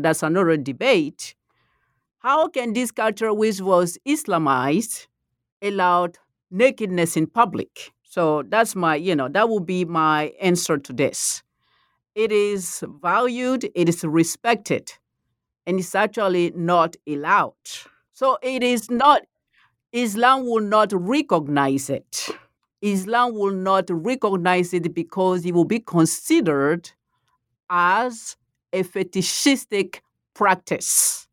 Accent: Côte d’Ivoire; first language Malinke; English is a second language; moved away; I'm from the Ivory Coast

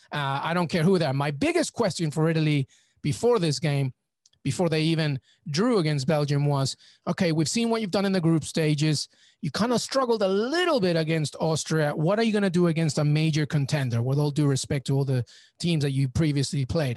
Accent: England, United Kingdom; also born or lived in Peru; I'm Peruvian, but I grew up in England.

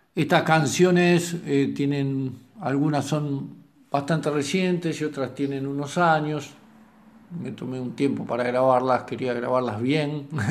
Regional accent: Temperley, Buenos Aires Province, Argentina; soy músico de Temperley, aunque viví muchos años en Capital.

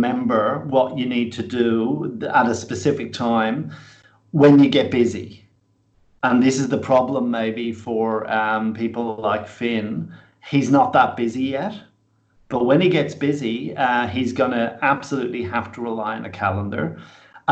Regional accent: Ireland; moved away as an adult; now in Australia; when I came to Australia, as I say, it was in my mid-20s, I kind of felt like I came home. Australia was immediately a really good fit for me. And though I'm fiercely Irish

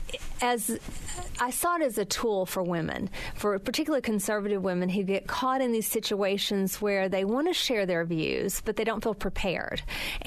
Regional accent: the South, United States; I grew up in a time in the South

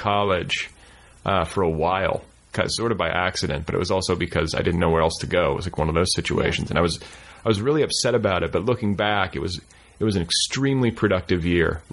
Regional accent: Indiana, United States; I grew up in Indiana

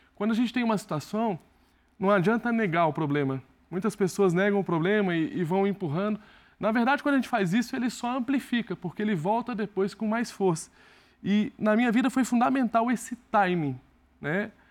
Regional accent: Barreiras, Bahia, Brazil; eu tenho muito orgulho de ser de Barreiros, foi a cidade que me acolheu, foi a cidade que me fez evoluir

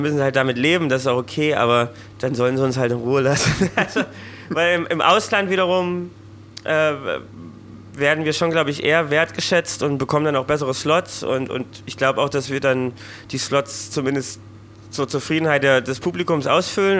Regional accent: Thuringia, Germany; ich als Thüringer

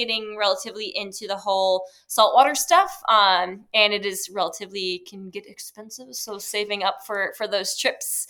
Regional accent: Midwest, United States; I'm from the Midwest and that's what we have here

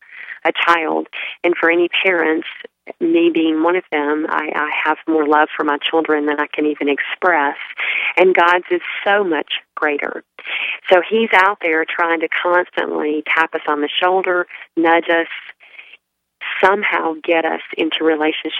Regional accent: Alabama, United States; moved away as an adult; also born or lived in Charlotte, North Carolina; now in Charleston, United States; I grew up in Alabama, close to the Gulf Coast

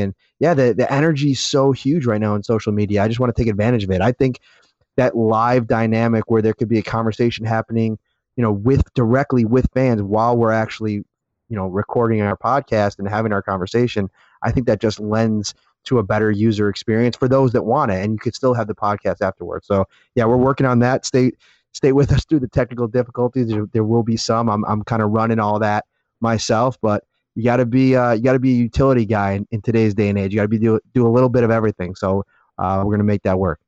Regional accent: Buffalo, New York, United States; I'm a North Towns guy

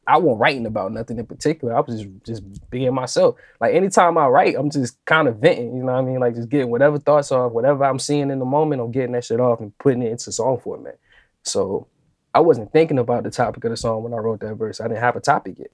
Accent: Richmond, Virginia, United States; my hometown, like this is the last album that I recorded at the crib, basically. It embodies Richmond

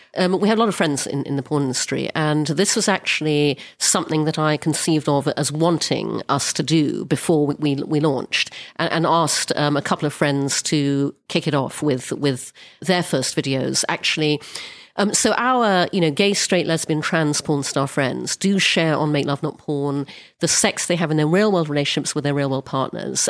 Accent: Brunei; I grew up in Brunei, which is an Orthodox Muslim country

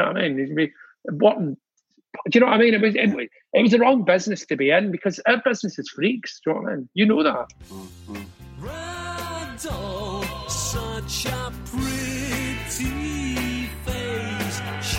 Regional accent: Scotland, United Kingdom; Being Scottish, I didn't like it.

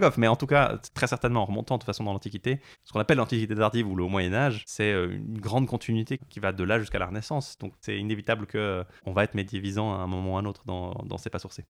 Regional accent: Lausanne, Vaud, Switzerland; accent: Lausanne; J'ai grandi à Lausanne, juste en dessous d'une grande cathédrale gothique

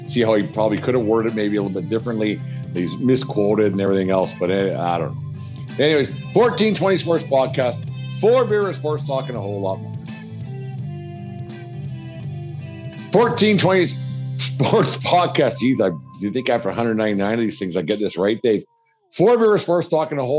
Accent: Canada; I'm from Canada

